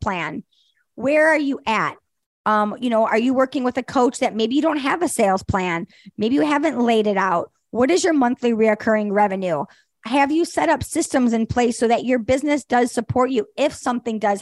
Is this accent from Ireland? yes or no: no; Detroit, Michigan, United States; my hometown of Detroit